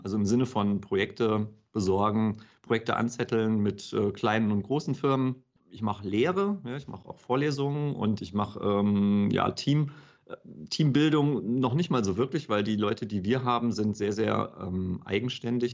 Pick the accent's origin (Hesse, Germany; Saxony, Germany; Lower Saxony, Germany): Hesse, Germany; ich bin in, in Hessen aufgewachsen